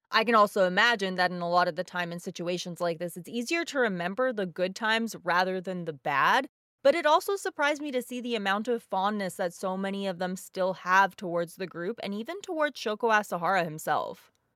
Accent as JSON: {"language": "English", "country": "Bosnia & Herzegovina", "moved": "yes", "said": "my home country of Bosnia"}